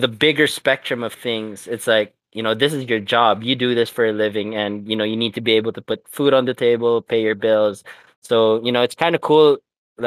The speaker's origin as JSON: {"language": "English", "country": "Macau", "tie": "born or raised there", "also_born_or_lived": "Philippines", "said": "I remember growing up in Macau"}